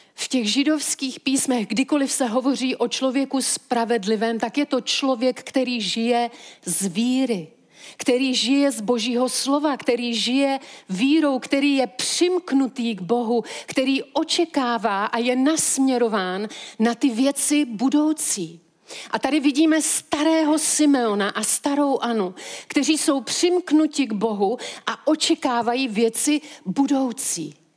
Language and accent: Czech; Czechia; my jako Češi